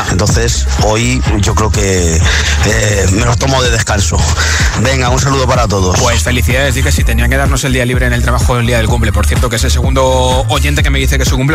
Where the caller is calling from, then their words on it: Fuenlabrada, Community of Madrid, Spain; de Fuenlabrada.